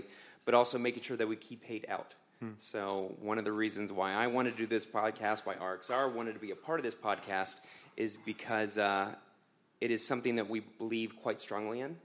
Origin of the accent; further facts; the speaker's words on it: Orlando, Florida, United States; I grew up in Orlando, Florida. My roots are in West Virginia